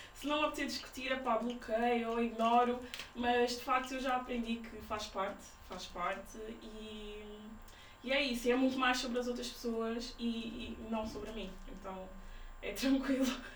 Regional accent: Portugal; os meus pais são guineenses e eles sempre tiveram cuidado de passar essa, essa cultura em casa, mas também nasci, nasci em Portugal

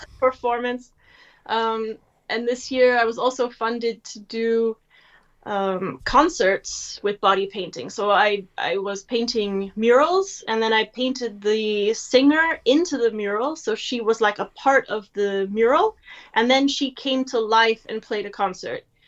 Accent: United States; moved away as an adult; now in Germany; I'm an American living in Germany

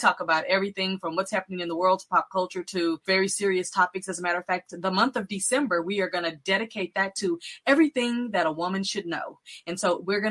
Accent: Texas, United States; I'm from Texas

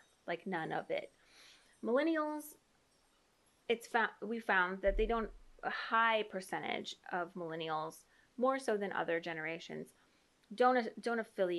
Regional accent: Indiana, United States; I'm an Indiana girl.

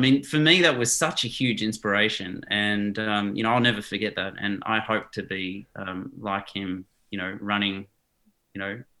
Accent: South Africa; born there; You know, I was born in South Africa to Dutch parents

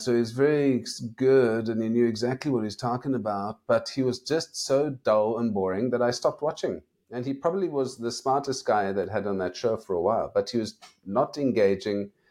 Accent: South Africa; I'm from South Africa

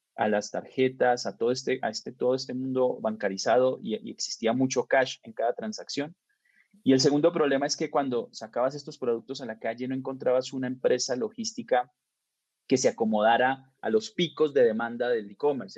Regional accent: Bucaramanga, Santander, Colombia; moved away as an adult; now in Mexico; soy colombiano y pues nací en Colombia, en una ciudad chica que se llama Bucaramanga

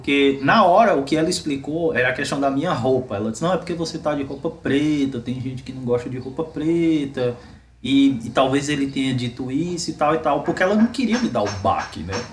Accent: Salvador, Bahia, Brazil; Principalmente porque eu sou de Salvador, então é um lugar onde tem muitos negros, é uma cidade é, é, conhecida né, pela população negra e tal.

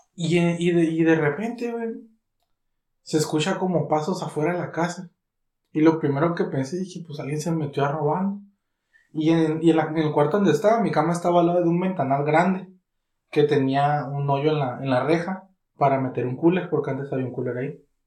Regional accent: Catemaco, Veracruz, Mexico; mi pueblo

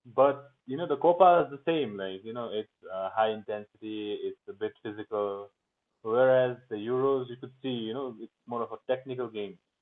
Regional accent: Kalimpong, West Bengal, India; I grew up in India

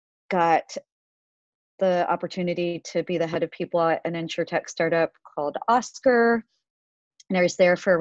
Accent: a small town in Ohio, United States; moved away as an adult; also born or lived in Korea; now in New York, United States; I essentially grew up in a small town in Ohio until I graduated college. And then I moved to New York and I've been here ever since

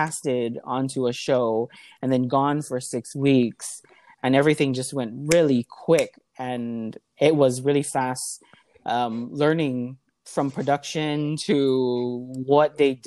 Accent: Honolulu, Hawaii, United States; also born or lived in New York; I'm from Hawaii. So I'm from Liliha. I was born and raised in Liliha.

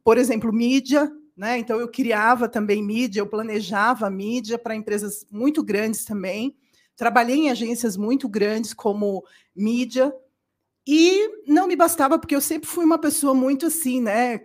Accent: São Paulo, Brazil; also born or lived in Serra Talhada, Pernambuco, Brazil / Germany; eu nasci lá e fui criada em São Paulo

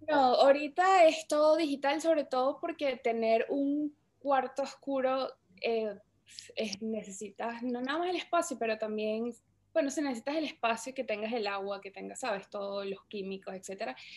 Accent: Caracas, Capital District, Venezuela; moved away; yo soy de Caracas, Venezuela. Eh, estu-, bueno, viví en Venezuela casi toda mi, toda mi infancia

